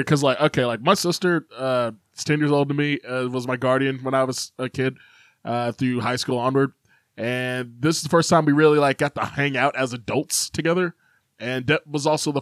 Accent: Chicago, Illinois, United States; now in Kentucky, United States; I lived in Chicago

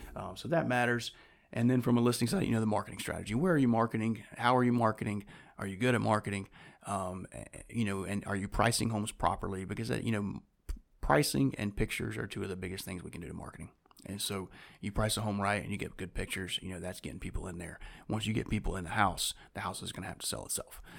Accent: Winston-Salem, North Carolina, United States; I was born and raised here in Winston-Salem

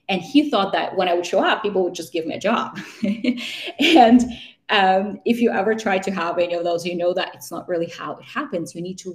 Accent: Vancouver, British Columbia, Canada; hey, I'm from Vancouver and I'm just visiting and I'm moving to the city.

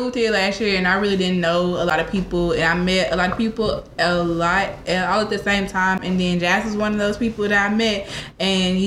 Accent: Arkansas, United States; now in Texas, United States; I am originally from Arkansas, but I'm currently residing in Texas right now.

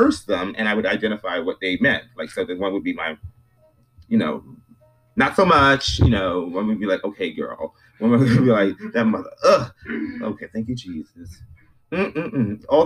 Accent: United States; I was born here, but my family is from the Caribbean

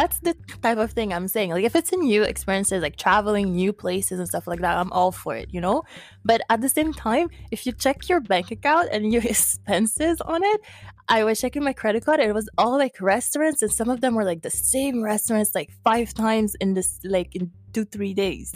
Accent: Haiti; now in Montreal, Canada; I'm from Haiti in the Caribbean

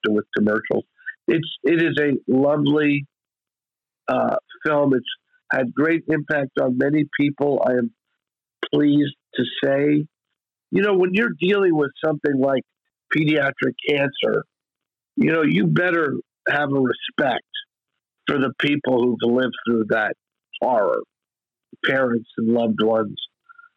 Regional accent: Bethlehem, Pennsylvania, United States; we shot it in my hometown

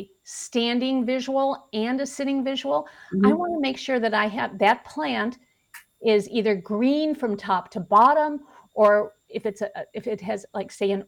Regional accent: Chicago, Illinois, United States; I'm from Chicago.

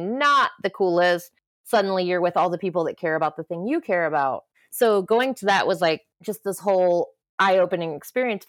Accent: Southeast Ohio, United States; I grew up in Southeast Ohio

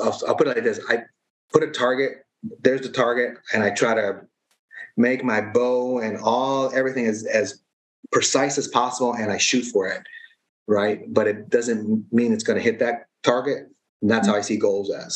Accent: United States; I was born in the States, so raised in this culture

